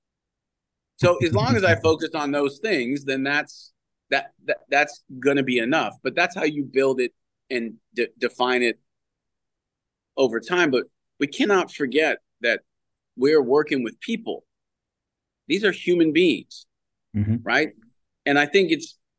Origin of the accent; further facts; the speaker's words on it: Canada; moved away as an adult; As a Canadian kid